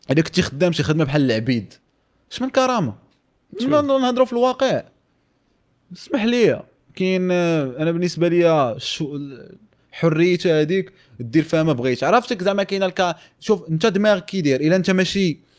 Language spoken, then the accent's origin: Arabic; Morocco; كاين one of the one I would say the trending subjects عندنا في المغرب